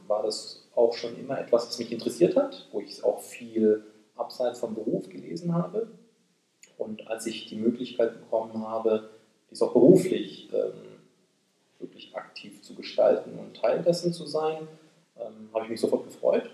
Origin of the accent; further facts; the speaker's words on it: Böblingen, Baden-Württemberg, Germany; moved away as an adult; also born or lived in Asia; now in Japan; ich bin Deutsch-Koreaner, äh, geboren im Großraum Stuttgart, äh, in Böblingen. Meine Eltern sind im Rahmen, äh, des Wiederaufbaus Deutschlands, äh, in den siebziger Jahren nach Deutschland gekommen. Ähm, dort bin ich zur Schule gegangen